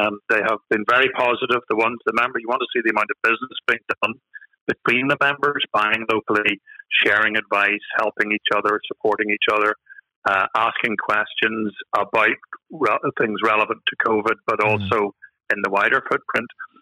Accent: Northern Ireland, United Kingdom; accent: Northern Irish; I'm based, as you can possibly tell from my accent, I'm in Northern Ireland

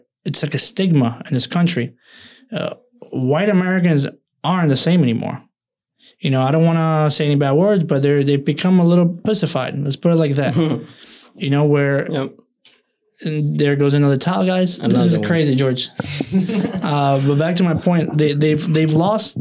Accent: Cuba; now in United States; born in Cuba as well.

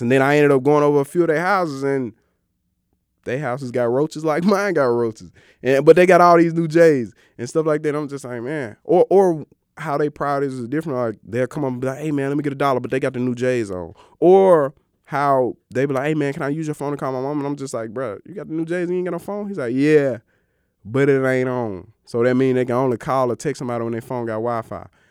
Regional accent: Greenwood, Mississippi, United States; I grew up in Greenwood, Mississippi, the Delta

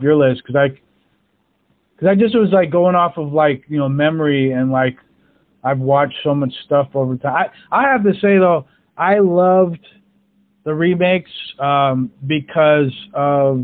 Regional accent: California, United States; I grew up in California

